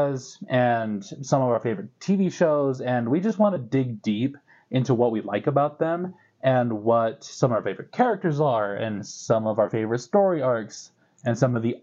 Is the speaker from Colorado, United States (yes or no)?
no; Utah, United States; I'm born and raised in Utah